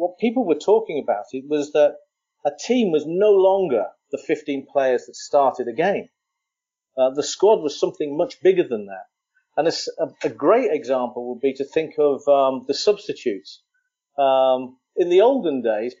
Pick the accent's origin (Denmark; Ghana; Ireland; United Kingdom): Ireland; as an Irishman